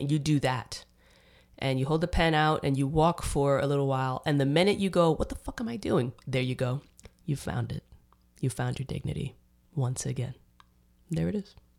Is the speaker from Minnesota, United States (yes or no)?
no; New York City, New York, United States; moved away as an adult; also born or lived in Dominican Republic; now in Austin, United States; I grew up in New York